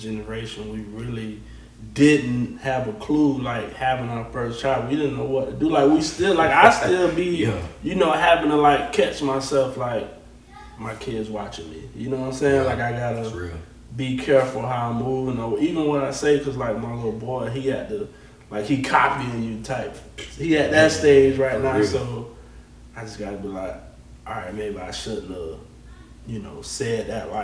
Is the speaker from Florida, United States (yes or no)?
yes; Gainesville, Florida, United States; also born or lived in Orange Lake, Florida; I was born and raised in Gainesville